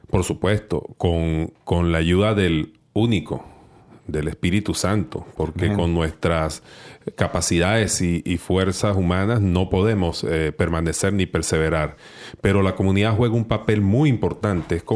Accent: Venezuela; yo soy de, Venezuela, y en mi país, pues era un hombre bastante alejado del Señor, bastante alejado de la iglesia.

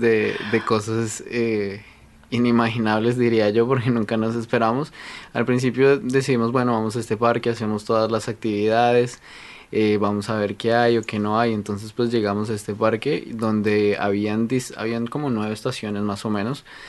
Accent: Colombia; now in Canada; yo vengo de Colombia

